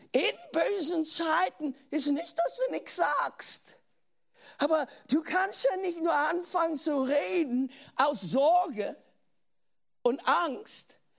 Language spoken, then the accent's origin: German; Germany; accent: German; deutsch zu sein